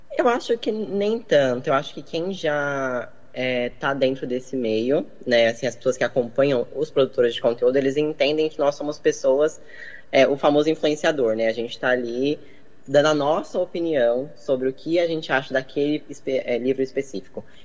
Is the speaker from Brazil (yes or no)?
yes; Minas Gerais, Brazil; Eu sou mineira.